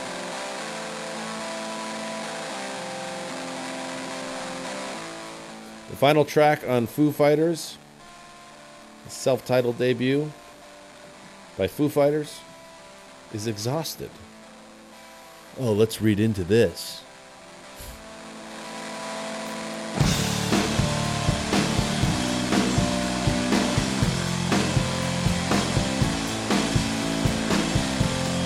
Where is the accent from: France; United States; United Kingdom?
United States; Pearl River, New York; where we grew up in Pearl River in Rockland County in New York